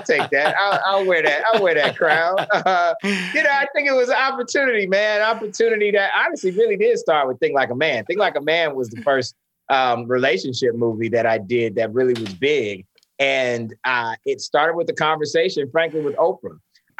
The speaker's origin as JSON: {"language": "English", "town": "St. Petersburg", "region": "Florida", "country": "United States", "tie": "born or raised there", "said": "I grew up in St. Pete, Florida, and my high school was only 10% Black."}